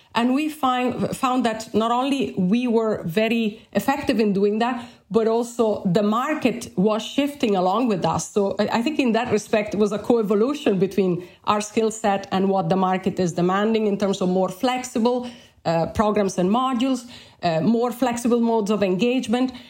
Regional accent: Bologna, Emilia-Romagna, Italy; English is a second language; moved away as an adult; also born or lived in Alberta, Canada; now in Ireland; I've done my undergraduate studies in my hometown of Bologna in Italy

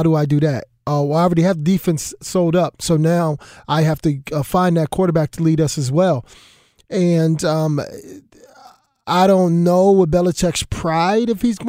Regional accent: Philadelphia, Pennsylvania, United States; I grew up in Philadelphia, not saying Philadelphia is the mecca of, you know, high IQ basketball individuals

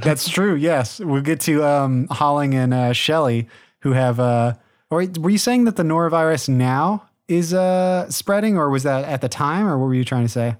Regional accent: United States; we in the United States

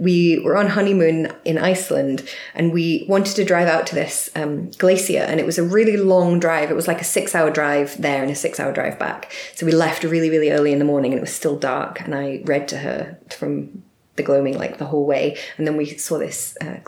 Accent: Glasgow, Scotland, United Kingdom; I'm very Glaswegian, speaking very quickly.

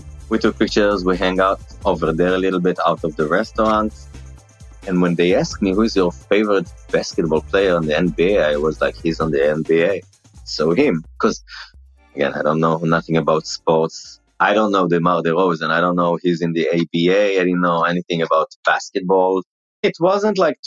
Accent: Israel; accent: Israeli; first language Hebrew; English is a second language; moved away; My accent is like because of the Israeli language. So I have the accent

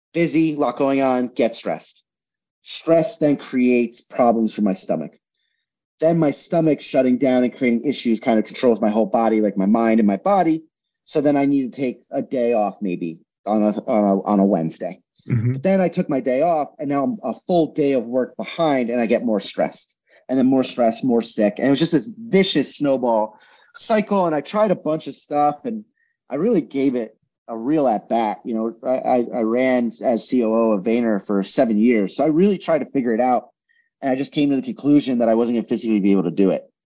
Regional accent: New Jersey, United States; where I grew up in New Jersey was the middle of fucking nowhere

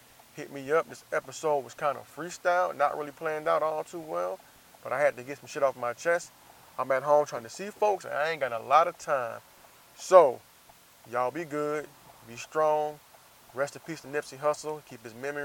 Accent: Jacksonville, United States; moved away; also born or lived in San Diego; I'm out here in my hometown

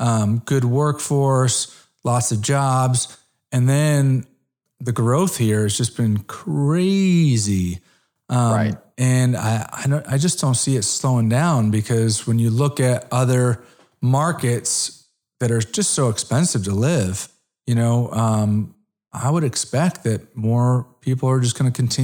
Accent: Connecticut, United States; also born or lived in South Florida; now in Dallas, United States; So I'm originally an East Coast guy. I'm from Connecticut. I spent 14 years in South Florida. And then I've been in the Dallas market for 11 or 12 years.

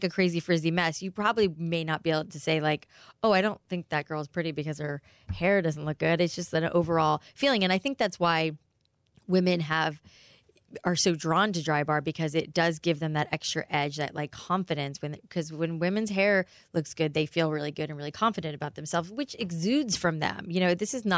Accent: South Florida, United States; growing up in South Florida

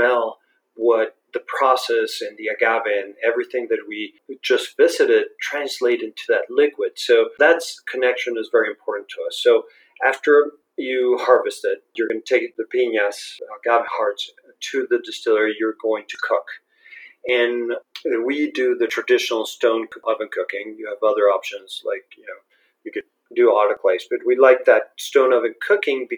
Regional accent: Guadalajara, Jalisco, Mexico; English is a second language; also born or lived in United States; I grew up in Guadalajara. I was born, actually I'm Guadalajara right now, so I was born here, studied here almost all my life

